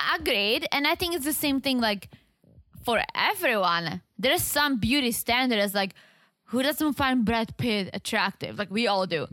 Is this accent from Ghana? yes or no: no; South Moravian Region, Czechia; accent: heavy accent; English is a second language; moved away; I'm from South Moravia.